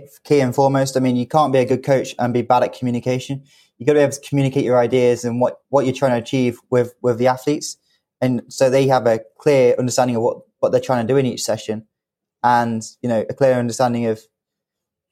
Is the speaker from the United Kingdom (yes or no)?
yes; United Kingdom; as a British athlete